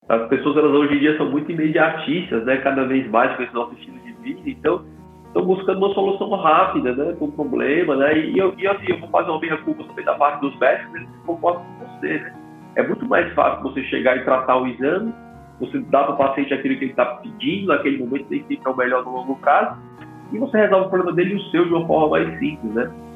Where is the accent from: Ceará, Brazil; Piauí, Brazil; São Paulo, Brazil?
Ceará, Brazil; Fortaleza; moved away as an adult; also born or lived in United States; Eu sou originalmente aqui do, do, de Fortaleza, do Ceará